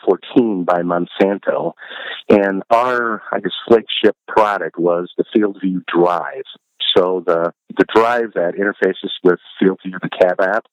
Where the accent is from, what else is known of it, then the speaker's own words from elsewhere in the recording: Northwest Iowa, United States; moved away as an adult; also born or lived in Chicago; I grew up in Northwest Iowa on a farm